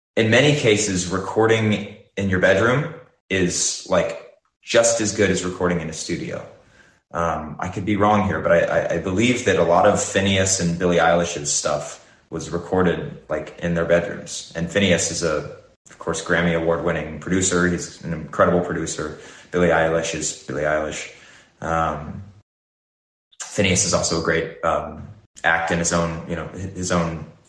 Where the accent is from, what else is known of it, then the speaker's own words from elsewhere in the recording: Nashville, Tennessee, United States; now in Los Angeles, United States; I grew up in Nashville